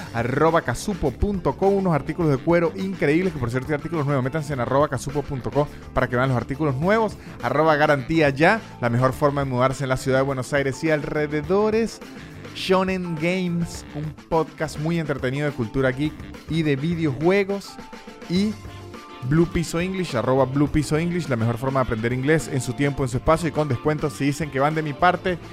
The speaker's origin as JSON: {"language": "Spanish", "country": "Venezuela"}